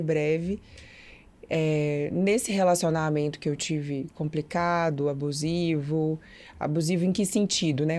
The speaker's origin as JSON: {"language": "Portuguese", "town": "Brasília", "region": "Federal District", "country": "Brazil", "tie": "born or raised there", "moved": "as an adult", "lives_now": "Belo Horizonte, Brazil", "said": "Eu sou natural de Brasília"}